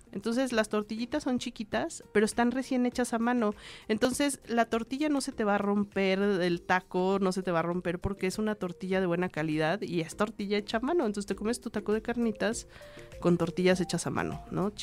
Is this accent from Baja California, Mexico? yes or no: no; Michoacán, Mexico; now in Mexico City, Mexico; mi pueblito de Michoacán